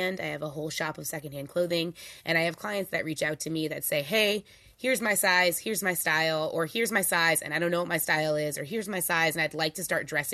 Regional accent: New Orleans, Louisiana, United States; I'm also from New Orleans, so everyone in my family is a little bit of a hustler

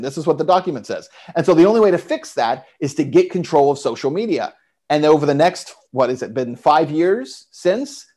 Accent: El Paso, Texas, United States; moved away; I was in El Paso at the time, my hometown

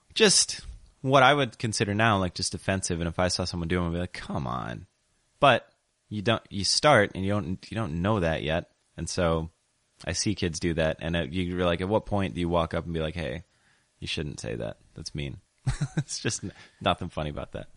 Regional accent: Sioux Falls, South Dakota, United States; moved away as an adult; now in Portland, United States; when I was growing up in Sioux Falls, South Dakota

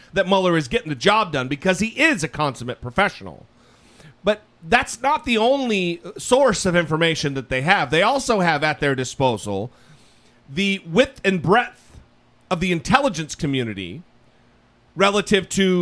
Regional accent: United States; as an American

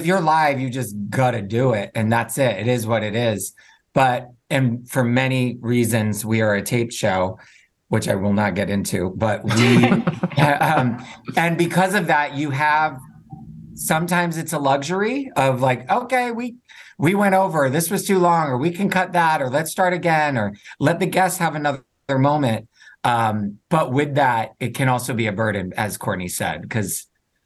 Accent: Rhode Island, United States; also born or lived in New York City; now in Chicago, United States; So I'm from Rhode Island, grew up there and then bounced around all over the country

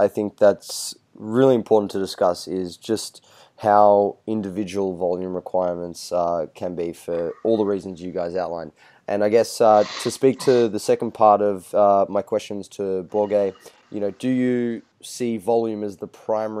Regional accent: Australia; Australian. English is my second language.

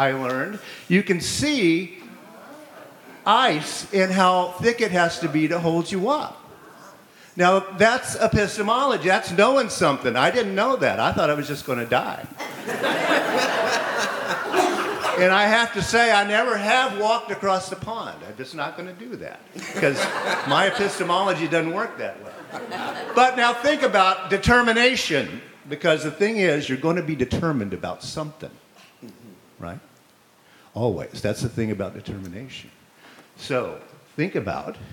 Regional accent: the South, United States; now in Minneapolis, United States; I'm from the South. We don't walk on ice because the ponds, they don't freeze down where I'm from

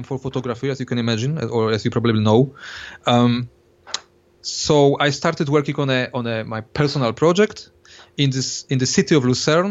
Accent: Poland; I was born in Poland

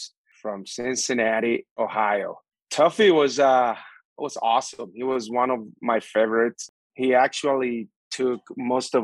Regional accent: San Pedro de Macorís, Dominican Republic; English is a second language; moved away as an adult; now in United States; I grew up right outside San Pedro, the sugarcane

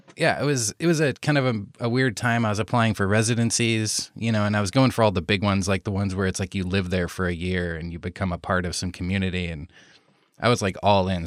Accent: Iowa, United States; moved away as an adult; now in Los Angeles, United States; I grew up in Iowa, so in the States here and right in the middle of the States here in Iowa on the Mississippi River

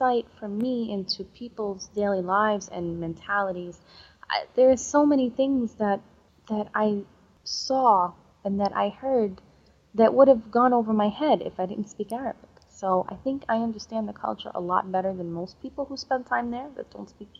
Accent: United States; moved away as an adult; also born or lived in Egypt; I'm American.

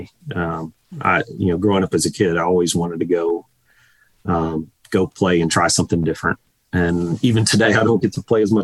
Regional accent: Virginia, United States; growing up in Virginia

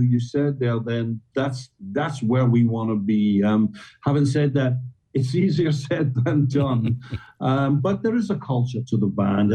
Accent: Scotland, United Kingdom; we're Scottish.

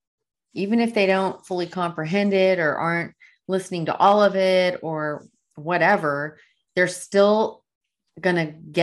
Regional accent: El Paso, Texas, United States; My hometown.

